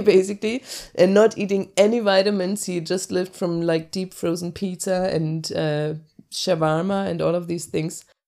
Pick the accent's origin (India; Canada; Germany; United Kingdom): Germany; between Hamburg and Lübeck, Northern Germany; English is a second language; moved away as an adult; also born or lived in Cologne; now in Denmark; I'm born in Cologne and I grew up in northern Germany between Hamburg and Lübeck